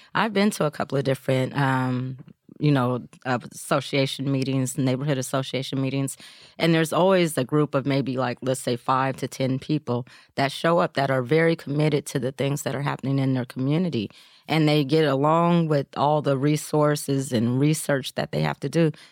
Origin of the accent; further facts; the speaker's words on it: Portland, Oregon, United States; I grew up here in Portland